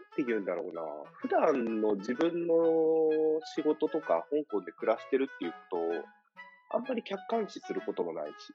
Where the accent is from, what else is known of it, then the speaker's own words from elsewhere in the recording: Choshi, Chiba, Japan; now in Hong Kong; 僕らの地元の、僕らが通った中学校と、あと2校が併設されて